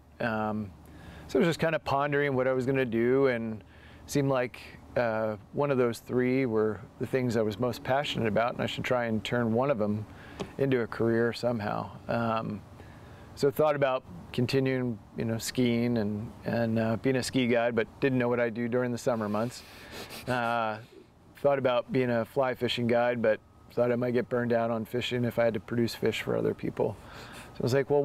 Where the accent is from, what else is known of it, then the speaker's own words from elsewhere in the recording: United States; also born or lived in Delaware / Maryland / upstate New York / Dundee, Oregon; now in Oregon, United States; I grew up on the East Coast in Delaware and Maryland